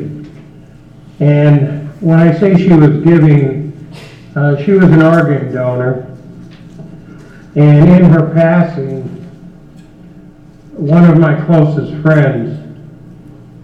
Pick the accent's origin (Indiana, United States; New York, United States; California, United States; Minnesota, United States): Indiana, United States; We're from Indiana